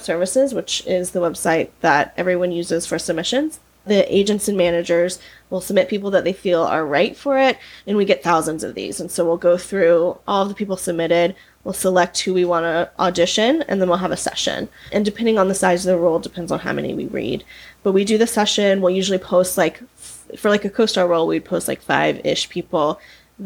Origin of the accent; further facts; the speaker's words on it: Georgia, United States; moved away as an adult; now in Los Angeles, United States; So I'm originally from Georgia